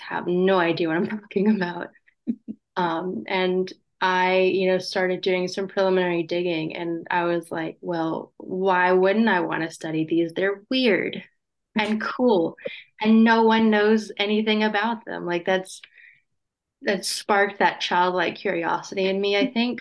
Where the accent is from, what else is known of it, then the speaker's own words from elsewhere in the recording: North Carolina, United States; also born or lived in British Columbia; now in New Brunswick, Canada; I'm originally from North Carolina, so never had to deal with much snow in my life